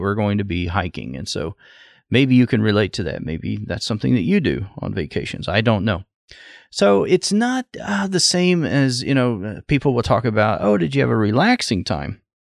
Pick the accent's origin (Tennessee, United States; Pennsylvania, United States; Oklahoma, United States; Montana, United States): Oklahoma, United States; southwest; now in Ohio, United States; I grew up in southwest Oklahoma